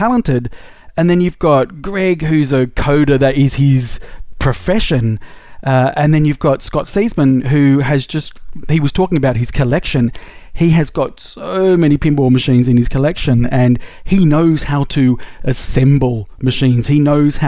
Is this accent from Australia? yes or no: yes; Australia; I'm Australian